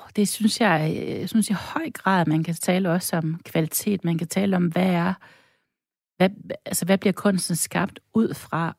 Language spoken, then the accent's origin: Danish; North Jutland, North Denmark Region, Denmark; also born or lived in Stockholm, Sweden; now in Brabrand, Denmark; ikke bare dansker, jeg er også nordjyder